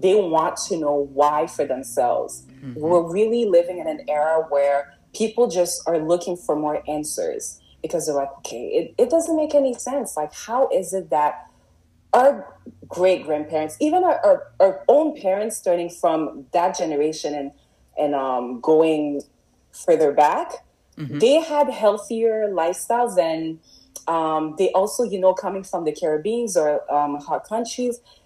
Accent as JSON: {"language": "English", "town": "Montreal", "region": "Quebec", "country": "Canada", "tie": "born or raised there", "also_born_or_lived": "Toronto", "moved": "as an adult", "lives_now": "Gatineau, Canada", "said": "as I started growing up in Montreal, as you know, like I was born in Montreal"}